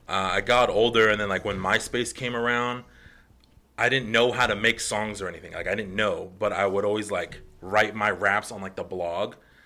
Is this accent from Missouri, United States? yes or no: no; Guadalupe, Arizona, United States; I am from Guadalupe, Arizona.